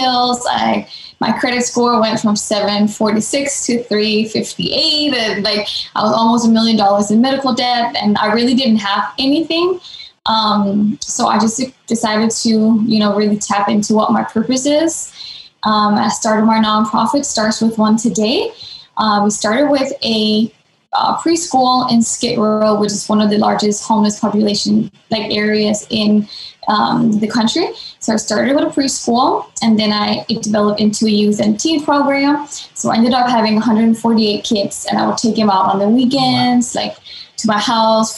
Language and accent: English; Denmark; moved away as an adult; now in Los Angeles, United States; I'm from Denmark, born and raised in Denmark. I moved here to LA about 10, 11 years ago, right after high school.